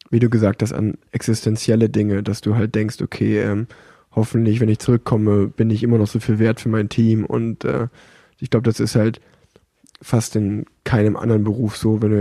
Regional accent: Cologne, North Rhine-Westphalia, Germany; als Kölner, der in Köln wohnt

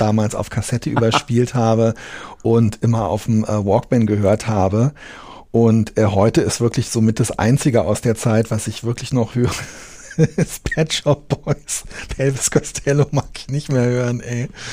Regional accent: Berlin, Germany; moved away as an adult; also born or lived in Koblenz; ich habe in Berlin gelebt mit äh, kleinen Unterbrechungen, bis ich Ende, mit Ende 20 weggezogen bin.

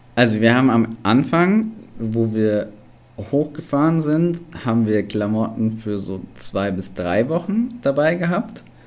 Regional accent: Allgäu, Bavaria, Germany; komme aus dem wunderschönen Allgäu

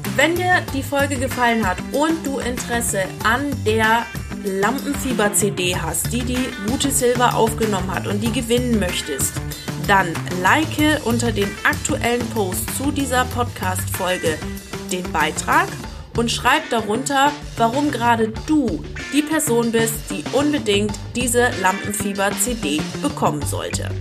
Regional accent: East Frisia, Lower Saxony, Germany; moved away; aus meiner alten Heimat Norddeutschland direkt von Ostfriesland

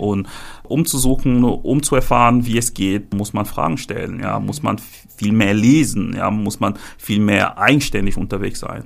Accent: Cameroon; moved away as an adult; now in Hamburg, Germany; ich bin in Kamerun geboren. Ähm, dort bin ich ebenfalls auch ähm, aufgewachsen und auch dort zur Schule gegangen.

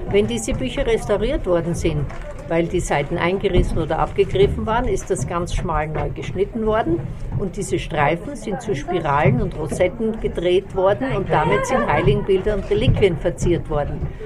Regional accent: Mitterdorf an der Raab, Styria, Austria; Ich komme eigentlich aus Mitterdorf an der Raab, aber wir haben in der Nähe von Fürstenfeld haben wir eine Schmiede

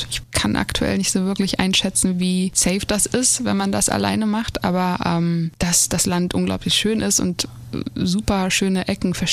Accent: Nador, Oriental, Morocco; ich komme ja aus Nador. Das ist äh, eine Küstenstadt im Norden von Marokko gegenüber von Spanien.

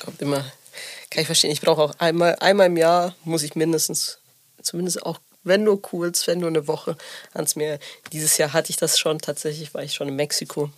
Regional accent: near Bielefeld, North Rhine-Westphalia, Germany; also born or lived in Sicily; ich komme aus der Nähe von Bielefeld

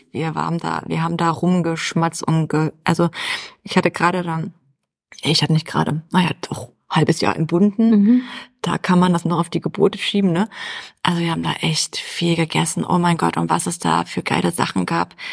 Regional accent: East Germany, Germany; born there; ich meine, ich bin im Osten geboren, aber ich habe davon ja nichts erlebt. So stelle ich mir dann Ostdeutschland vor.

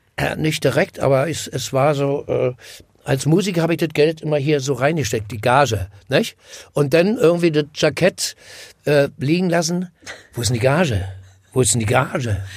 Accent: Berlin, Germany; bin am Karl-Marx-Platz groß geworden

